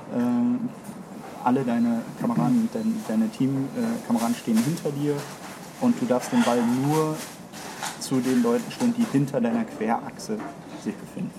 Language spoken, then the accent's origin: German; Düsseldorf, North Rhine-Westphalia, Germany; ich bin in Düsseldorf groß geworden